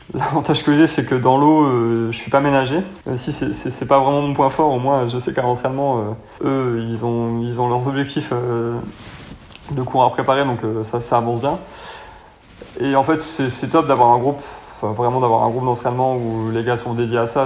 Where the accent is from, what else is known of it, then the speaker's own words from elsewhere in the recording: Royan, Nouvelle-Aquitaine, France; moved away as an adult; now in Montpellier, France; Je suis originaire de Royan, là, sur la Charente-Maritime. Et en fait, je suis parti euh, à Montpellier bah, quand j'avais 19 ans pour mes études.